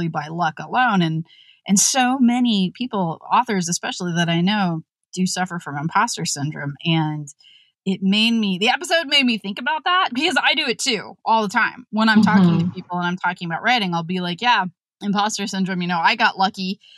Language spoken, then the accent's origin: English; West Virginia, United States; moved away; We're from West Virginia